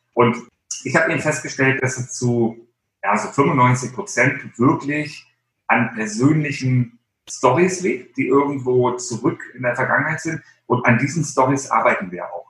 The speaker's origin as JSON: {"language": "German", "region": "Baltic Sea coast", "country": "Germany", "tie": "born or raised there", "said": "Ich bin an der Ostsee groß geworden, also ich bin so ein Klippenkotzer"}